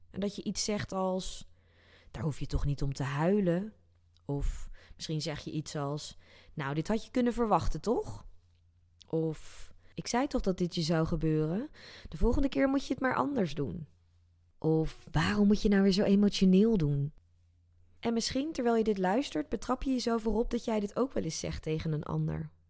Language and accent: Dutch; South Korea; born there; neem ik je even mee terug naar 2015, waar ik in Zuid-Korea, dat is het land waar ik geboren ben, in een bioscoop de film Inside Out zag